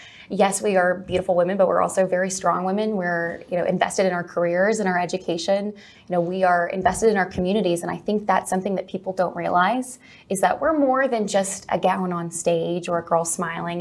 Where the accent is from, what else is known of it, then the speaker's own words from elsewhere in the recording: Lamesa, Texas, United States; moved away; I am from West Texas originally. I'm from La Mesa, Texas, which is about an hour south of Lubbock and an hour north of Midland